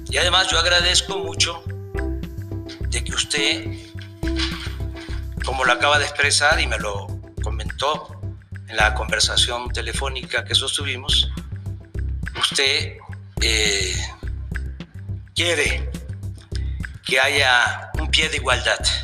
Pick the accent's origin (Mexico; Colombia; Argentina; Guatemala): Mexico; Los mexicanos respetamos, admiramos dos símbolos.